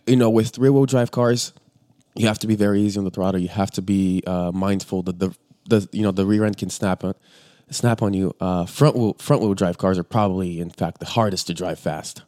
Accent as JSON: {"language": "English", "country": "Bulgaria", "moved": "yes", "lives_now": "Los Angeles, United States", "said": "we're originally from Bulgaria"}